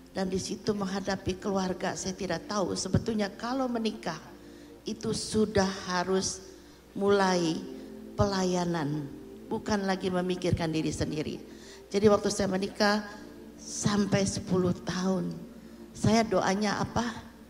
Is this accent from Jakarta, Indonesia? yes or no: yes; Jakarta, Indonesia; born there; also born or lived in Surabaya; Saya lahir di Jakarta